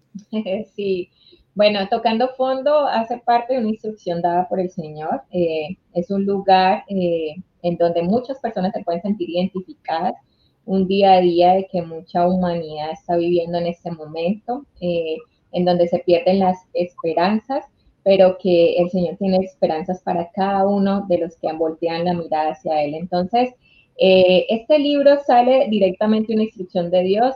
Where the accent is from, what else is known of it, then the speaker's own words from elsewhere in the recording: Honduras; yo soy de Honduras